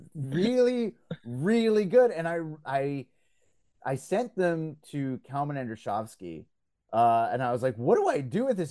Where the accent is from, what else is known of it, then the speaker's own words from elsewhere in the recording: Belgium; now in Canada; I grew up in Belgium